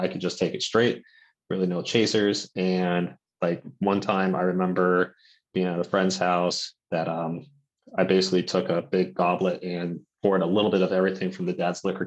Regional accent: Santa Barbara, California, United States; now in Sacramento County, United States; I'm originally from Santa Barbara

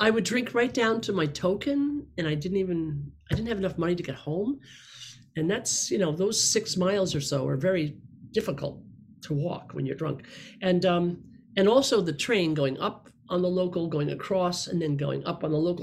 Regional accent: upstate New York, United States; born or raised there; now in Los Angeles, United States

